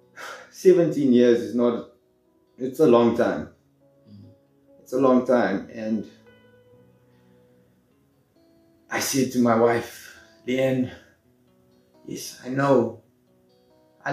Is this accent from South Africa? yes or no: yes; Johannesburg, Gauteng, South Africa; I was born in Johannesburg South. I spent most of my life there.